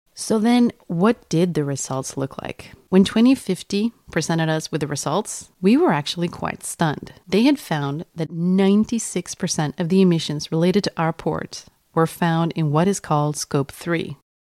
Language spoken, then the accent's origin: English; Sweden; English is a second language; we're all from Sweden